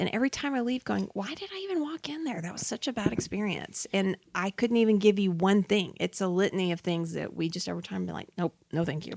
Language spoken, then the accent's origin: English; Montgomery, Alabama, United States; I am actually from Montgomery